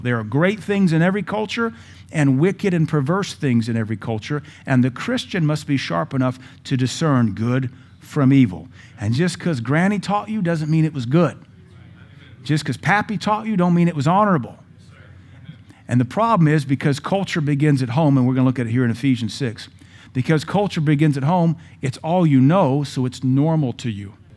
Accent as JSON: {"language": "English", "town": "Seattle", "region": "Washington", "country": "United States", "tie": "born or raised there", "moved": "yes", "lives_now": "Cookeville, United States", "said": "We grew up in Seattle."}